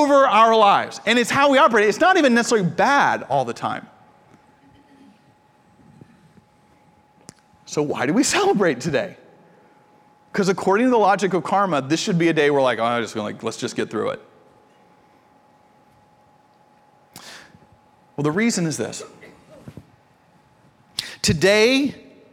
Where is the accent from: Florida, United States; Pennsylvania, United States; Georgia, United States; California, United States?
Georgia, United States; I'm from Georgia